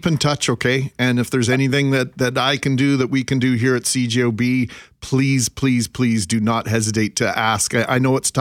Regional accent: Winnipeg, Manitoba, Canada; Randy's, we grew up together in the West End

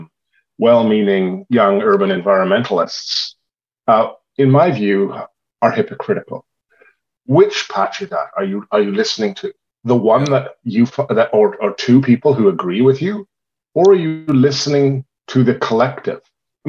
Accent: Victoria, British Columbia, Canada; I grew up in Victoria

